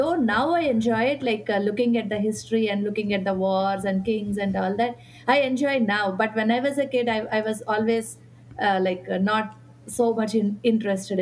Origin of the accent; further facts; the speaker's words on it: Sriharikota, Andhra Pradesh, India; moved away as an adult; I grew up in India, Sriharikota